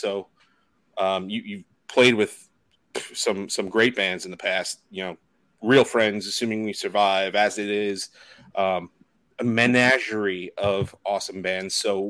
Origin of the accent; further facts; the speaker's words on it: New York, United States; we're from New York